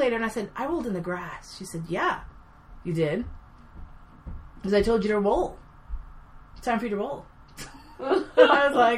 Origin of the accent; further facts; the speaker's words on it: New York City, New York, United States; I grew up here in New York City.